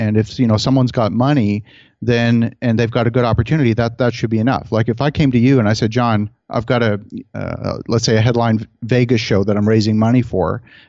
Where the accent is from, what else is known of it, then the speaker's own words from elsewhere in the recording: Halifax, Nova Scotia, Canada; I grew up actually mostly in Halifax, Nova Scotia.